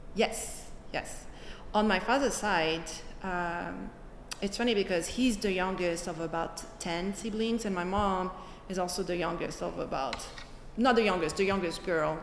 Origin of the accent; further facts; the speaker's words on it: Alfortville, Île-de-France, France; moved away; I was born and raised in France, in a little city by Paris, in a suburb of Paris.